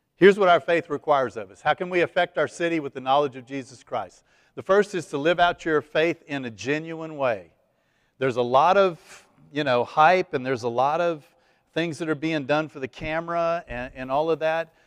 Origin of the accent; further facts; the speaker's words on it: East Texas, United States; I was raised Catholic in East Texas